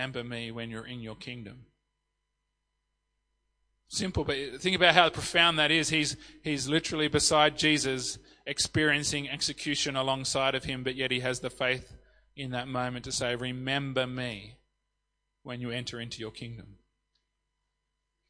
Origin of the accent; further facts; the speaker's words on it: country New South Wales, Australia; also born or lived in Sydney, Australia / Yass, Australia; I'm a country New South Wales boy, but I experienced a time in Sydney for 14 years before I moved here with my family.